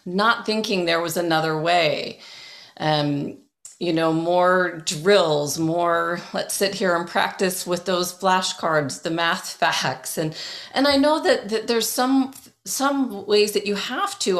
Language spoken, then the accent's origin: English; Toronto, Ontario, Canada; also born or lived in England; I grew up in Toronto.